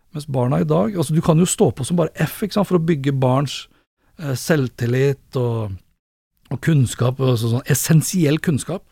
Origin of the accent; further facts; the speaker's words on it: Sandefjord, Vestfold, Norway; moved away; jeg er fra Sandefjord, eh, har familien